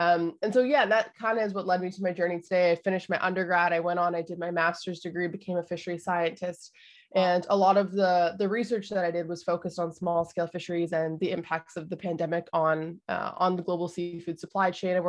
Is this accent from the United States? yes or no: no; Canada; I was born in Canada